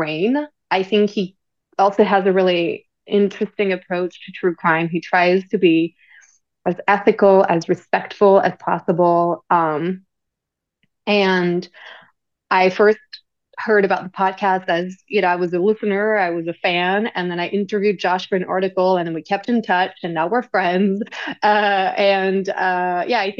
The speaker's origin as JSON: {"language": "English", "area": "near Paris", "region": "Île-de-France", "country": "France", "tie": "born or raised there", "also_born_or_lived": "London", "second_language": "English", "moved": "as an adult", "lives_now": "New York City, United States", "said": "I grew up and studied in France"}